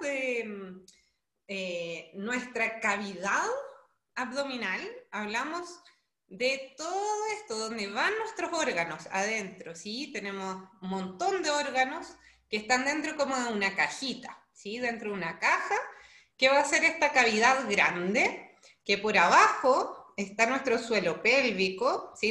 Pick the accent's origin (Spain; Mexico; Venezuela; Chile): Chile; moved away as an adult; now in Brazil; yo soy chilena, actualmente me encuentro en Brasil